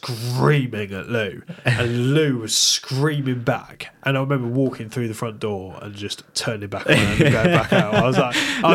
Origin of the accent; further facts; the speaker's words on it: Bristol, South West England, United Kingdom; Like, yeah, I came from Bristol, where, like, it's such an inclusive place.